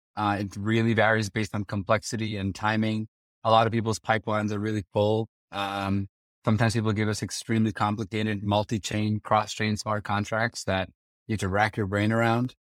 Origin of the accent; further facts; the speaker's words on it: Princeton, New Jersey, United States; moved away as an adult; also born or lived in Kyiv, Ukraine / Las Vegas; I was born and raised in Prince in New Jersey